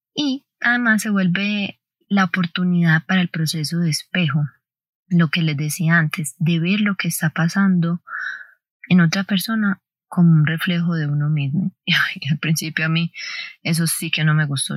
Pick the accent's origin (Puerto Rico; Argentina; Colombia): Colombia; nací el 16 de diciembre, etc. no, soy de Colombia